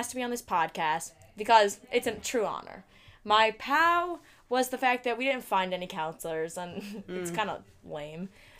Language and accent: English; Glencoe, Illinois, United States; It's my sixth summer at Chippewa, and I'm from Glencoe, Illinois.